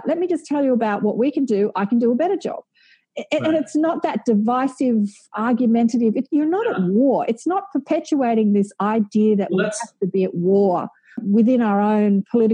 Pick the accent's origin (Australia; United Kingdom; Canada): Australia; I say our being Australian